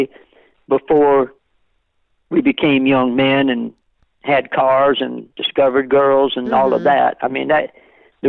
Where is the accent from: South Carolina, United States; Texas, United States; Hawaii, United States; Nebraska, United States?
South Carolina, United States; Beaufort; I was raised in Beaufort